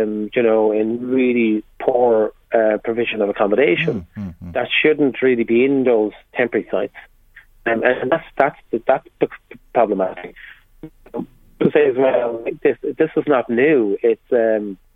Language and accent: English; Kells, County Meath, Ireland; I'm from Kells